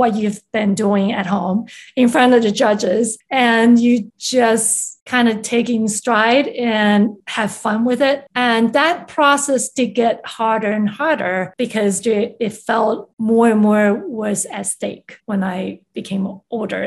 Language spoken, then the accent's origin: English; Taiwan; English is a second language; moved away; also born or lived in Chicago; I was born and raised in Taiwan, where music education was highly regarded.